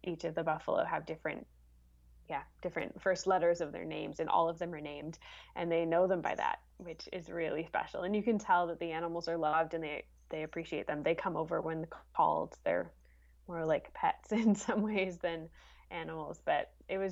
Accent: Canada; as a kid, as a Canadian

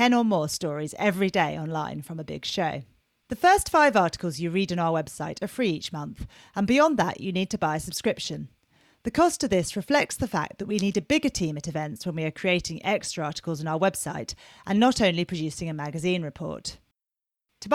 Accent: Surrey, South East England, United Kingdom; being a Surrey girl.

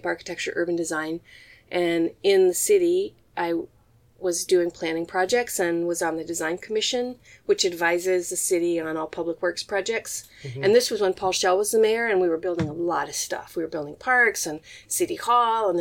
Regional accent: Michigan, United States; also born or lived in Pennsylvania / East Coast / Indiana; now in Seattle, United States; I was born in Pennsylvania, lived around the East Coast. My family moved a lot, but mostly grew up in Michigan

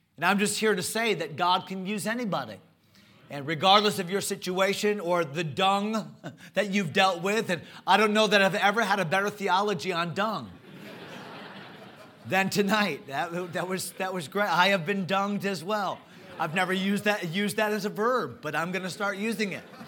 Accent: United States; Obviously, I'm an American

